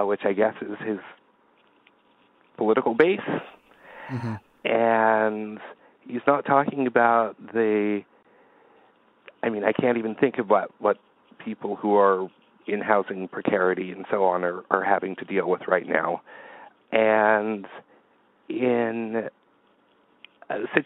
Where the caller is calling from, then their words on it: Verdun, Quebec, Canada; I'm from calling from Verdun, Quebec.